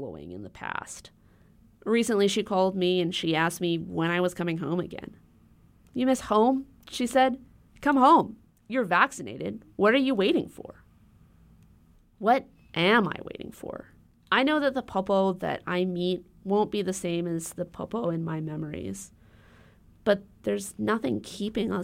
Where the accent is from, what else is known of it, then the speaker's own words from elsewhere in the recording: Honolulu, Hawaii, United States; moved away; I grew up in Honolulu